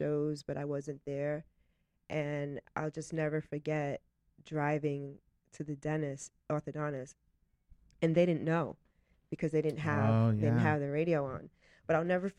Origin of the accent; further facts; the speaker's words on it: Fall River, Massachusetts, United States; accent: Mass York; moved away as an adult; now in Los Angeles, United States; I'm originally from Fall River, Massachusetts